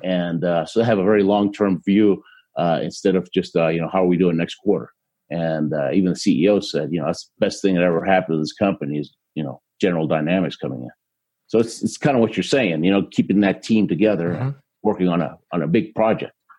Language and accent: English; Houston, Texas, United States; born or raised there; also born or lived in Argentina